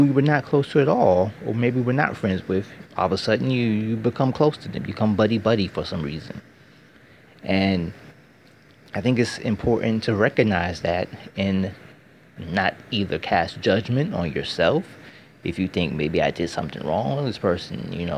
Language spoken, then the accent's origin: English; United States; I'm American